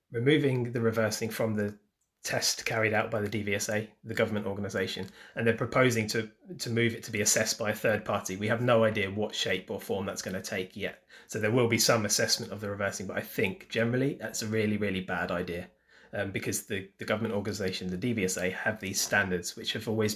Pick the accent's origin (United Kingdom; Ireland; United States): United Kingdom; we're British